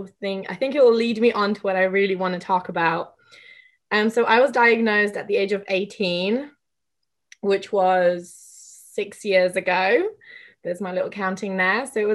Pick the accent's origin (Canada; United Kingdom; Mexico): United Kingdom; England; I grew up in England